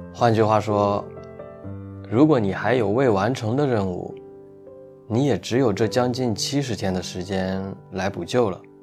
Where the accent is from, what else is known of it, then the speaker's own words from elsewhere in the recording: Shandong, China; 作为一名土生土长的山东人